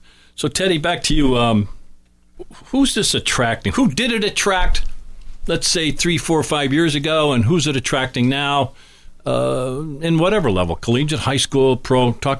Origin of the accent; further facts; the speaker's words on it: Scranton, Pennsylvania, United States; Lackawanna College in Scranton, Pennsylvania, which is also my hometown.